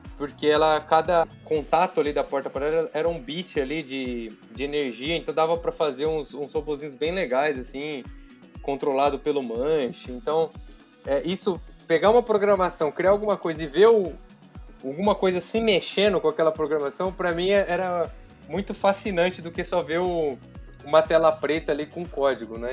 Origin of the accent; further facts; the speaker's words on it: São José do Rio Preto, São Paulo, Brazil; numa cidade do interior de São Paulo, que chama São José do Rio Preto, inclusive a é minha cidade natal.